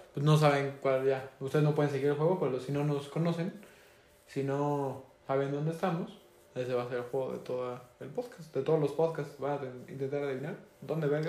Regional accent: Mexico; aquí en México, ah, que somos mexicanos. Por si no habían escuchado nuestro acento

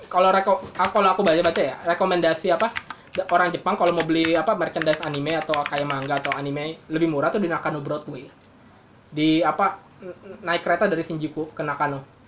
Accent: Bekasi, West Java, Indonesia; sebagai orang Bekasi

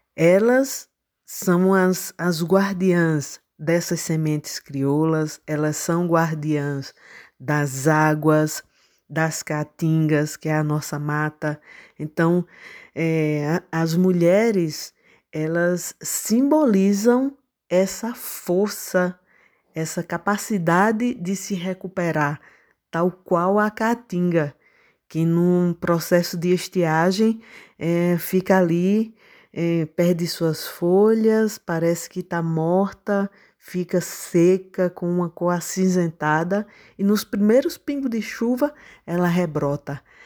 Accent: Serra Talhada, Pernambuco, Brazil; also born or lived in Recife; eu nasci em Serra Talhada, uma cidade do sertão do Pajeú. Sempre vivi aqui por essa região

